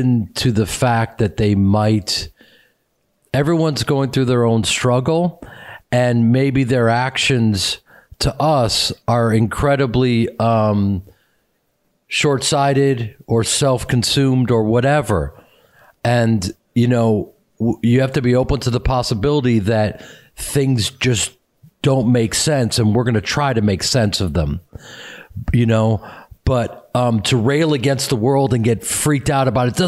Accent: Chicago, Illinois, United States; moved away as an adult; now in Los Angeles, United States; I'm from Chicago, and I was surrounded by hardworking people and communities who were in theater communities.

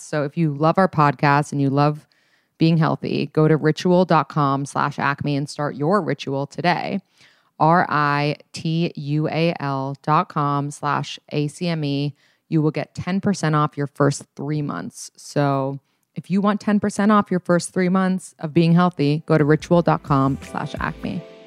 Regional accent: New York City, New York, United States; so I grew up in New York City

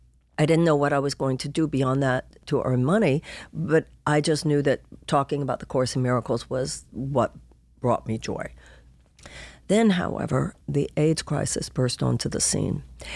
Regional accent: Houston, Texas, United States; Well, I come from Houston, Texas.

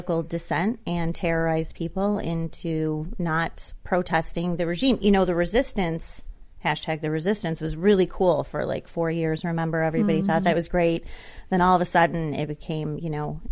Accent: Naperville, Illinois, United States; from Naperville

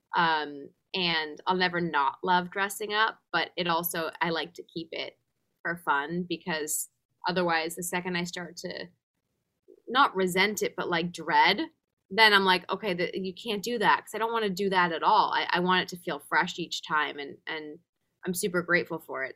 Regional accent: England, United Kingdom; moved away; also born or lived in Los Angeles, United States; growing up in England, anytime I hear a British accent, I feel straight back to comfort, to youth, to home in a sense. Even though LA is home, England will always be the other home

